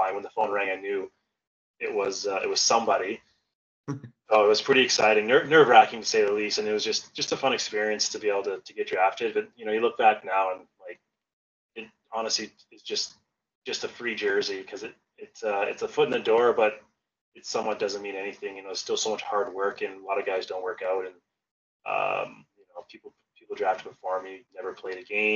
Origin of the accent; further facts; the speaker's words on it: Calgary, Alberta, Canada; I was from Calgary, so it was kind of a dream come true to be able to like play for the Flames